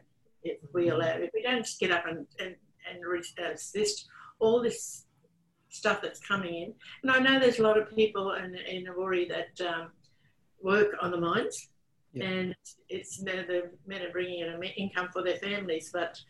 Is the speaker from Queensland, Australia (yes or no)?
yes; Gladstone, Queensland, Australia; now in Woorabinda, Australia; where I am living at the moment, I'm from Gladstone, but in Warrabindo